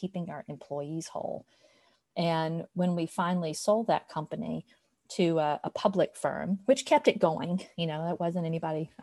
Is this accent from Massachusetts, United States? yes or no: no; LaGrange, Georgia, United States; I grew up with in my hometown of LaGrange, Georgia